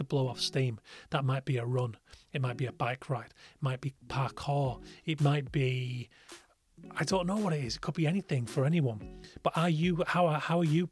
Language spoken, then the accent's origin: English; Yorkshire and the Humber, United Kingdom; in the middle of nowhere where I grew up in West Yorkshire